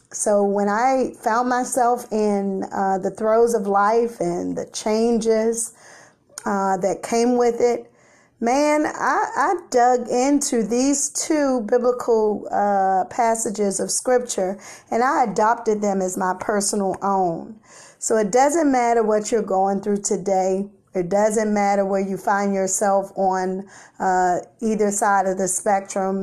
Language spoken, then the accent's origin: English; Washington, District of Columbia, United States; Growing up in the South Side of Washington, D C, yes, the Chesapeake part of the city